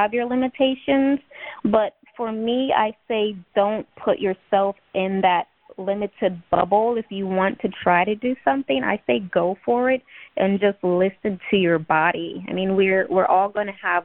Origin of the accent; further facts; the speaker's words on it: Ohio, United States; moved away; I'm originally from Ohio. I was born on Wright-Patterson Air Force Base